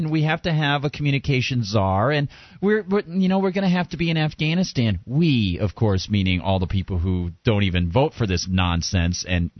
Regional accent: New Hampshire, United States; I grew up in New Hampshire

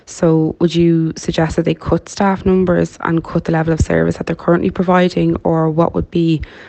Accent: Dublin, Leinster, Ireland; now in Maynooth, Ireland; I'm from Dublin. I live in Maynooth.

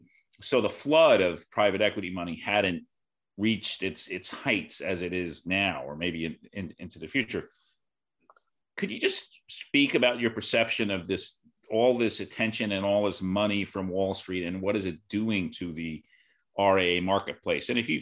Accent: New York, United States; I'm a New York guy.

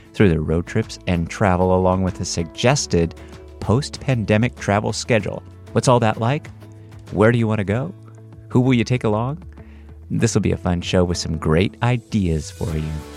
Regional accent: Central California, United States; moved away; I'm originally from Central California, so Steinbeck was an important author to, to us

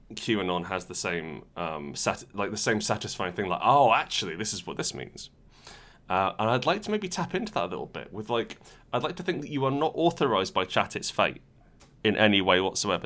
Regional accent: Portugal; we were growing up in Portugal

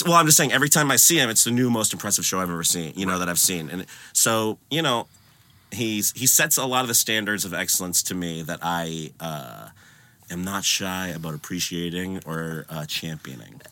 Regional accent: Concord, Massachusetts, United States; I'm from Concord. I'm from the suburbs of Boston

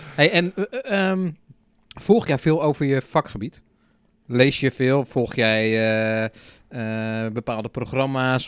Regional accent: Netherlands; wij als Nederlanders

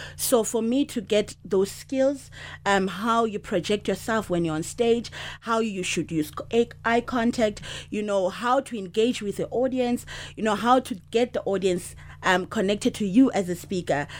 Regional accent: South Africa; I'm from South Africa.

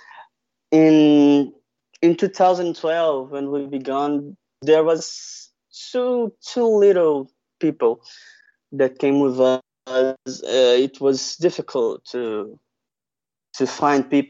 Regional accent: Rio de Janeiro, Brazil; I'm from Rio de Janeiro

